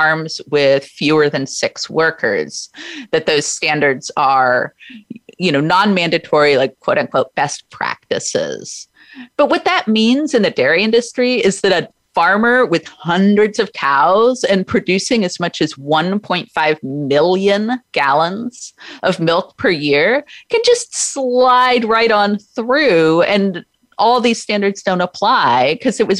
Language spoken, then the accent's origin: English; Oregon, United States; in my home state of Oregon